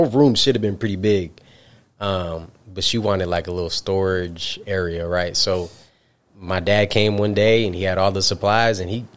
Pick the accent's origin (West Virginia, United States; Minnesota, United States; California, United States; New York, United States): New York, United States; Albany; I'm upstate New York, right? Albany